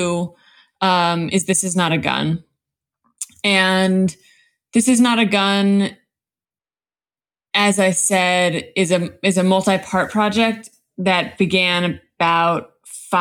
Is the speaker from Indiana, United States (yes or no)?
no; Los Angeles, California, United States; I live in Los Angeles. I'm from Los Angeles. I'm a third generation Angeleno, actually, on both sides